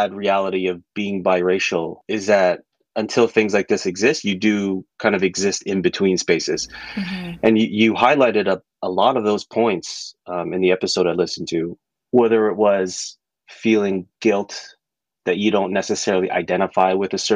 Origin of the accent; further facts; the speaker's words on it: Toronto, Ontario, Canada; I've never left Scarborough, but just moved further and further west in Scarborough